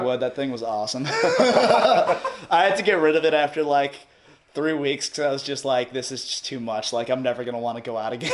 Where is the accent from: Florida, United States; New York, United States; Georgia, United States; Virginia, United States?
New York, United States; Long Island; moved away as an adult; also born or lived in California; I'm from Long Island, Strong Island, we out here.